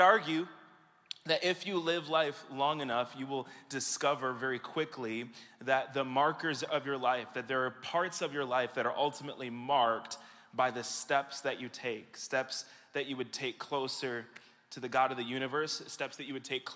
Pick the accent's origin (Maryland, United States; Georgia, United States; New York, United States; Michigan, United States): Michigan, United States; back here with you and in my hometown